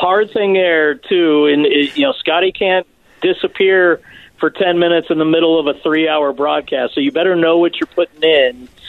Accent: Albuquerque, New Mexico, United States; also born or lived in Colorado; now in Utah, United States; So I grew up in Albuquerque, but I never actually went to school there.

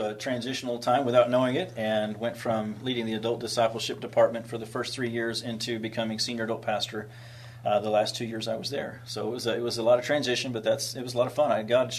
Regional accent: San Antonio, Texas, United States; born there; And then I was born down on the Riverwalk at the Nix Hospital.

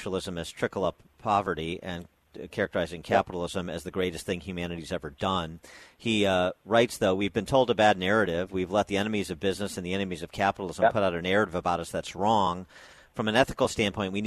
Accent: Illinois, United States; my home state of Illinois

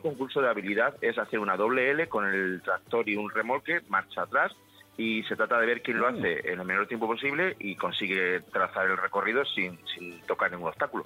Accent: Malagón, Castilla-La Mancha, Spain; mi pueblo

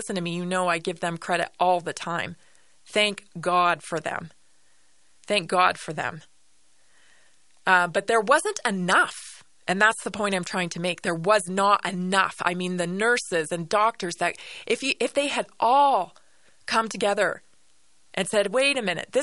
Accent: Canada; moved away; As a Canadian, right, born and raised in Canada, I've lived through socialized medicine.

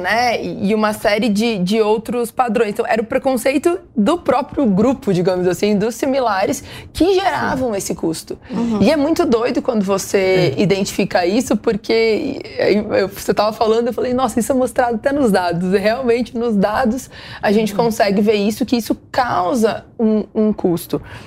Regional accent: interior of Rio Grande do Sul, Brazil; eu sou do interior do Rio Grande do Sul, né? Eu sou muito do interior.

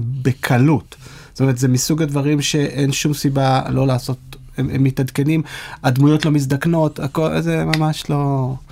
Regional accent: Israel; כישראלים שגדלו לדור הסוציאליסטי

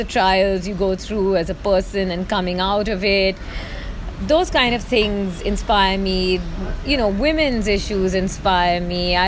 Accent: India; I am Indian. I am from India.

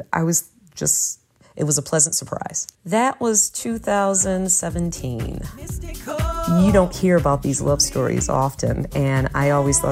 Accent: Detroit, Michigan, United States; also born or lived in Ypsilanti, Michigan; I was born and raised in Detroit.

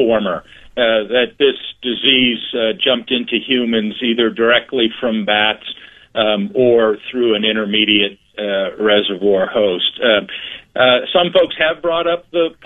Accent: Brunswick, Ohio, United States; moved away; also born or lived in Nebraska; I grew up in Brunswick and did my undergraduate work and medical school at Ohio

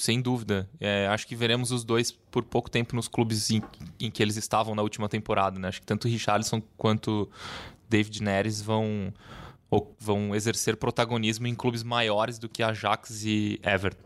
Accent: Uruguay; moved away; Eu que nasci no Uruguai, torço pela seleção do Uruguai

